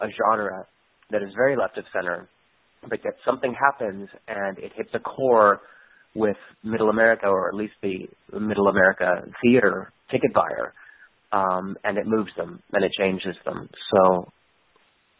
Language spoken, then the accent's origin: English; Albuquerque, New Mexico, United States; when I was growing up in Albuquerque, New Mexico